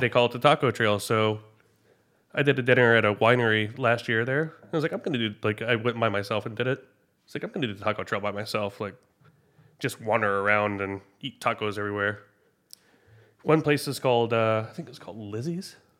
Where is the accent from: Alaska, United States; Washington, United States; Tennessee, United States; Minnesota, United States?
Tennessee, United States; Memphis; moved away; growing up in Memphis